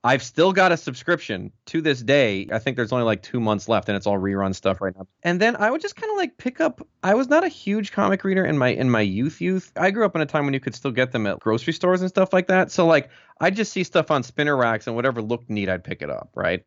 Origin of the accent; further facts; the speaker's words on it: Milwaukee, Wisconsin, United States; moved away as an adult; now in Los Angeles, United States; I'm originally from Milwaukee